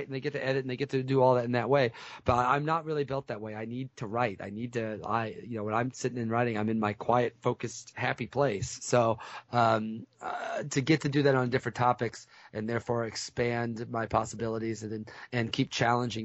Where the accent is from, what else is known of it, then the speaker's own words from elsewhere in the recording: Central Illinois, United States; I didn't grow up in St. Louis itself. I grew up in Central Illinois